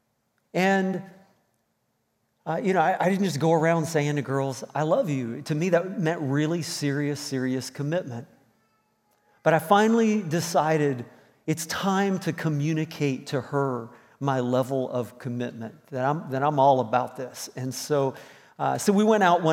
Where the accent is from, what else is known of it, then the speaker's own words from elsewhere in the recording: Virginia, United States; moved away as an adult; also born or lived in Indiana; now in Moncton, Canada; I had spent all of my teenage years in Virginia from middle school on up through to graduating in high school